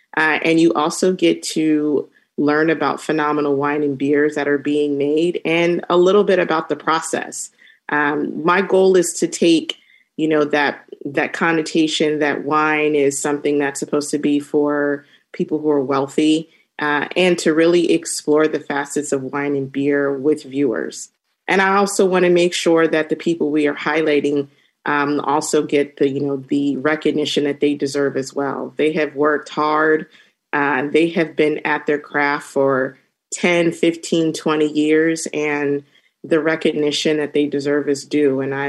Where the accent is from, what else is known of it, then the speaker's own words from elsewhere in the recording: Temecula, California, United States; I grew up in Temecula, and through my exploration of traveling and in my professional journey, you know, I've been drinking a lot of wine.